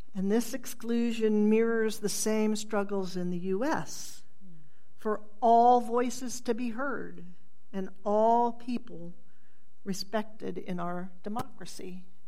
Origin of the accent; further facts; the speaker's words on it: Tulsa, Oklahoma, United States; I grew up in Midtown Tulsa